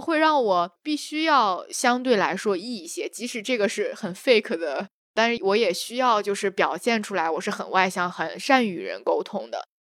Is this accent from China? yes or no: yes; China; 因为我们生活在中国，然后从小长大